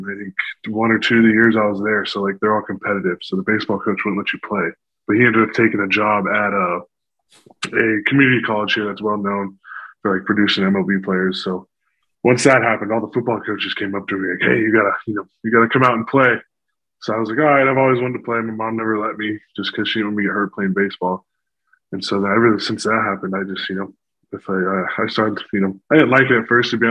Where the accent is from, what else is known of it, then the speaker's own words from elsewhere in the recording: Las Vegas, Nevada, United States; moved away as an adult; I'm from Las Vegas, Nevada